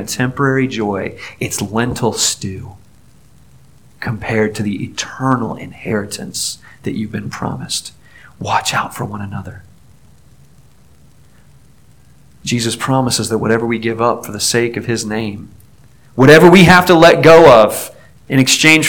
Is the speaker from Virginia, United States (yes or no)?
yes; Newport News, Virginia, United States; I grew up in Newport News, Virginia